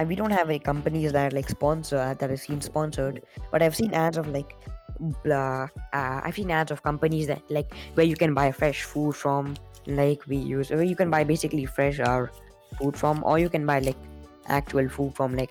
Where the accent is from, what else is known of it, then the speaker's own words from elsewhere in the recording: India; I'm Indian and I'm used to a white palate.